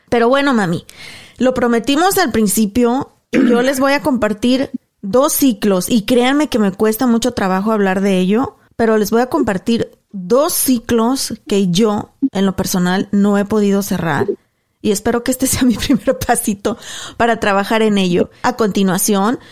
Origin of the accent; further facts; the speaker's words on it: Mexico; moved away as an adult; Cuando llegué a Paso el Alto, de donde somos originarios